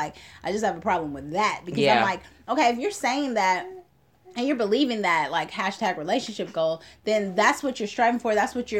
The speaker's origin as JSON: {"language": "English", "town": "Oakland", "region": "California", "country": "United States", "said": "because I'm from Oakland."}